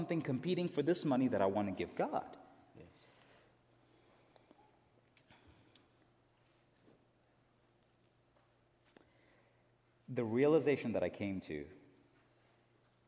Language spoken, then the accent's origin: English; India; moved away; I was born and raised in India